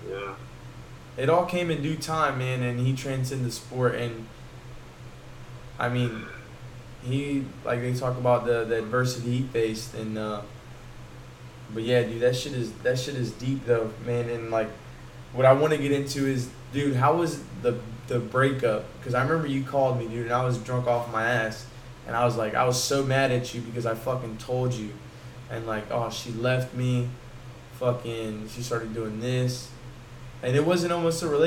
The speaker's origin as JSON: {"language": "English", "region": "the South", "country": "United States", "said": "everybody was hating like, oh, because we're from the South, oh, you Yankee, blah blah blah."}